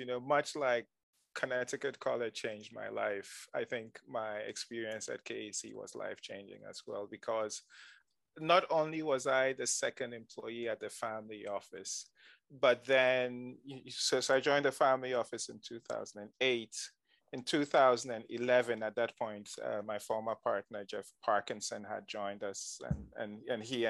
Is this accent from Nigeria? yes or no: yes; Nigeria; moved away as an adult; also born or lived in Ghana; now in United States; During the oil boom, my dad got a job in Nigeria. And so he moved the family to Nigeria. And so I grew up in Nigeria